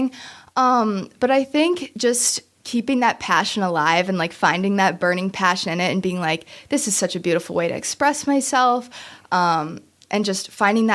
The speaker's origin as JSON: {"language": "English", "town": "Kenosha", "region": "Wisconsin", "country": "United States", "tie": "born or raised there", "said": "I've grown up my entire life in Kenosha, been here always."}